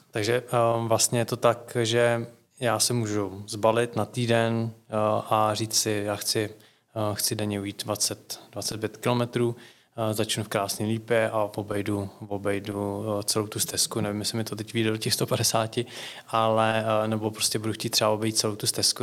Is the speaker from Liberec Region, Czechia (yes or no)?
yes; Lusatian Mountains, Liberec Region, Czechia; jsem taky z Lužického hora